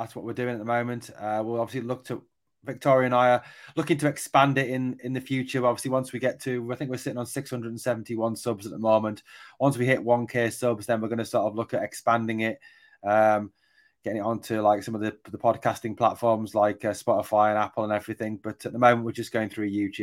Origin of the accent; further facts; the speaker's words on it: England, United Kingdom; I am English